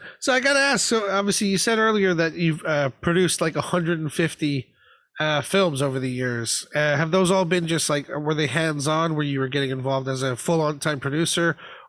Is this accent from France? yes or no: no; Florida, United States; moved away as an adult; now in United Kingdom; I grew up in Florida